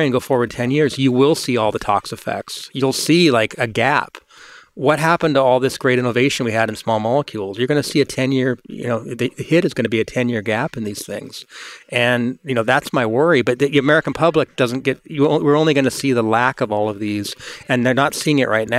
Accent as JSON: {"language": "English", "region": "England", "country": "United Kingdom", "tie": "born or raised there", "moved": "yes", "lives_now": "United States", "said": "I grew up in England"}